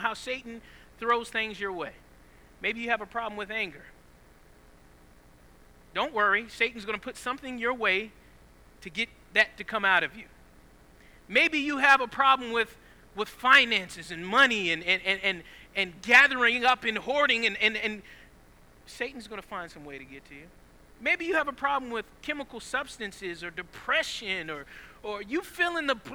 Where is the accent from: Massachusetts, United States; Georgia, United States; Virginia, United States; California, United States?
Georgia, United States; Southeast; I grew up in Southeast Georgia.